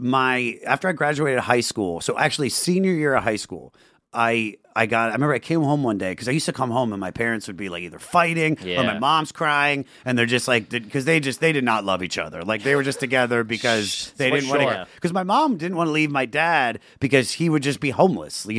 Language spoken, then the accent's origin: English; Germantown, Maryland, United States; now in Los Angeles, United States; I was born about 20 minutes right outside of Washington, D.C. in Germantown, Maryland